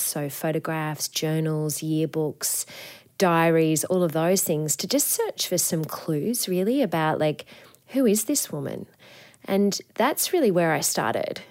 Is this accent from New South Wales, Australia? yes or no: yes; Coffs Harbour, New South Wales, Australia; I grew up in Coffs Harbour on the, the north coast of New South Wales